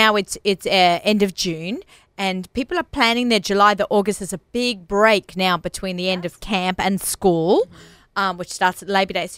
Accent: Australia; moved away; I'm Australian.

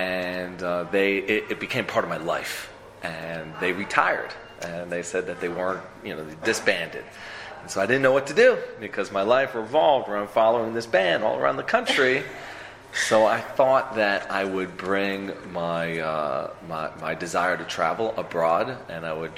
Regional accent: Boston, Massachusetts, United States; also born or lived in Northeast US; now in Israel; I'm here in Israel for 16 years, but I'm originally from Boston, Massachusetts, but really all over the Northeast. My family moved around a lot.

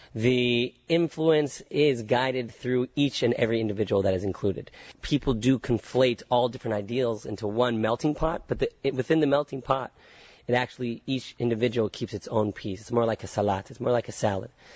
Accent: Concord, California, United States; moved away as an adult; also born or lived in San Francisco / San Diego / Israel; grew up in the suburbs, the suburbs called Concord, California

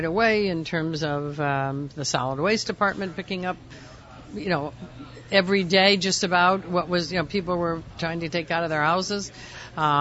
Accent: Cleveland, Ohio, United States; also born or lived in Montreal; now in Houston, United States; I grew up in Cleveland

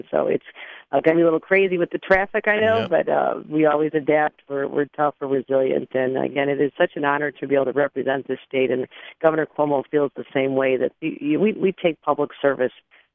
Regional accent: Buffalo, New York, United States; my hometown of Buffalo

